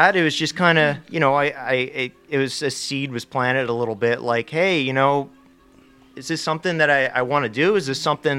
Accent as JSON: {"language": "English", "region": "New Jersey", "country": "United States", "tie": "born or raised there", "also_born_or_lived": "Rochester, New York / Clearwater, Florida / Philadelphia / Portland", "moved": "as an adult", "lives_now": "Hawaii, United States", "said": "I grew up in New Jersey, lived there for 18 years."}